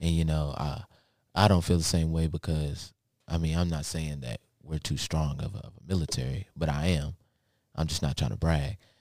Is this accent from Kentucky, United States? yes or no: yes; Lexington, Kentucky, United States; also born or lived in Baltimore, Maryland; we moved to Lexington, Kentucky